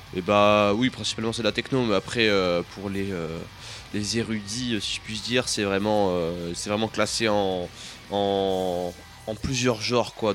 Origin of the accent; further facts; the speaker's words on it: Grenoble, Auvergne-Rhône-Alpes, France; je viens de Grenoble